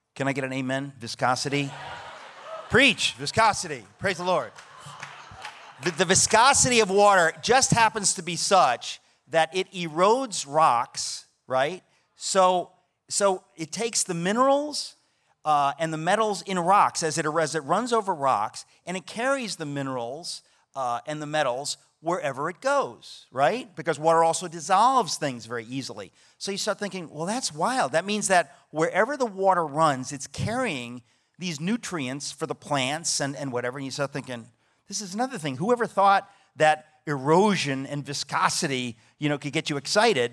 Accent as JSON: {"language": "English", "region": "New York", "country": "United States", "said": "I'm a New Yorker"}